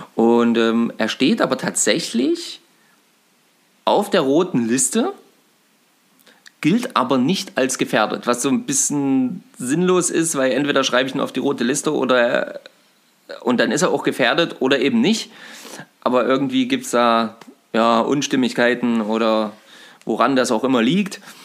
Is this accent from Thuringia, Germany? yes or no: yes; Eisenberg, Thuringia, Germany; Also wir sind gerade in Eisenberg, das ist übrigens meine Heimatstadt. Ähm, also ich habe ja auch 20 Jahre gewohnt und ähm, bin hier aufgewachsen.